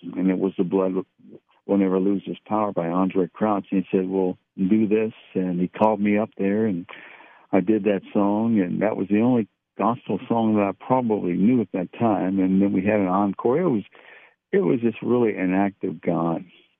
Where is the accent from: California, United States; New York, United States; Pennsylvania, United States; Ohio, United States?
Ohio, United States; Cincinnati; moved away as an adult; I grew up in Cincinnati, and so my roots are in the Midwest